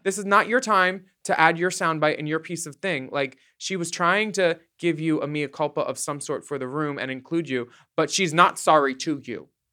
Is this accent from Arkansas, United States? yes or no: no; Philadelphia, Pennsylvania, United States; now in Los Angeles, United States; hometown, though, if it's hometown, I would, I would do Philly